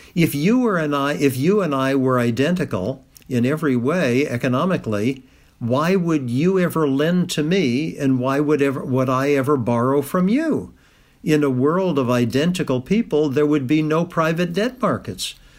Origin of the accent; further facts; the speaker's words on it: Kentucky, United States; moved away as an adult; also born or lived in Massachusetts; I lived in Kentucky up until the age of eighteen when I went off to Harvard as an undergraduate